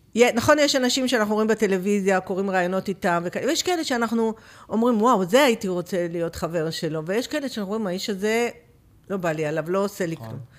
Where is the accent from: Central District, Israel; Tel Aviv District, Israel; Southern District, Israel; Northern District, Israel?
Southern District, Israel; Beersheba; אני גדלתי בבאר שבע